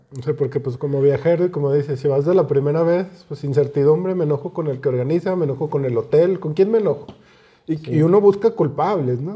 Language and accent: Spanish; Zacatecas, Mexico; somos de Zacatecas